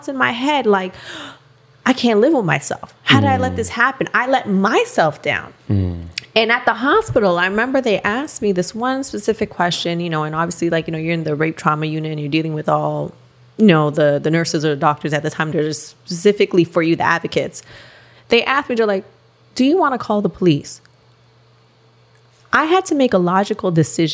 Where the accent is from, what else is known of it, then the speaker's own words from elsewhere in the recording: Canada; moved away as an adult; also born or lived in Miami; now in United States; I'm Canadian and yes, I'm working in America